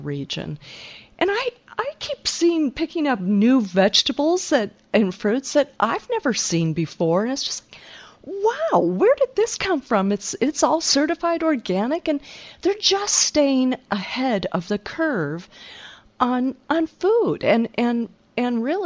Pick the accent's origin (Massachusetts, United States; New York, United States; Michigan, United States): Michigan, United States; Detroit; moved away; also born or lived in Silicon Valley; growing up in Michigan